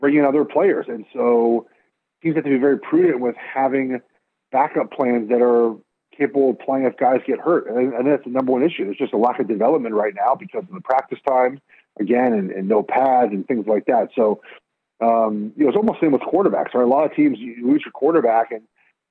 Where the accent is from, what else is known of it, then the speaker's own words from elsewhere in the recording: West Coast, United States; I grew up in the West Coast